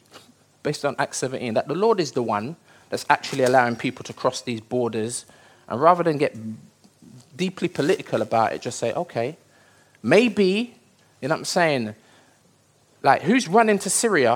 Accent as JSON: {"language": "English", "country": "United Kingdom", "tie": "born or raised there", "said": "I was born here, I'm British"}